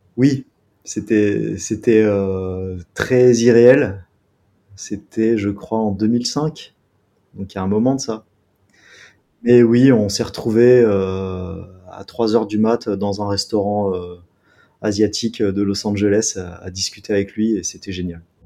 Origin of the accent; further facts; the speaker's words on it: Grenoble, Auvergne-Rhône-Alpes, France; je viens de Grenoble.